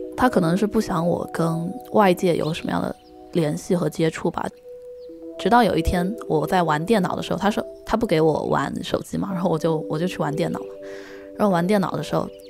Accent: Yunnan, China; now in Chengdu, China; 我是云南人

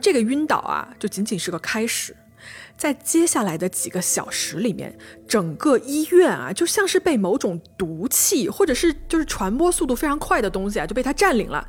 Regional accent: Changsha, Hunan, China; accent: southern; 我是长沙人啊， 我南方人， 所以我这个前后鼻音不分

